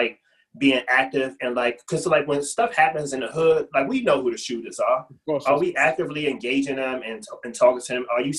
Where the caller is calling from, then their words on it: Baltimore, Maryland, United States; but I'm jumping in from Baltimore, and I've been listening for a while.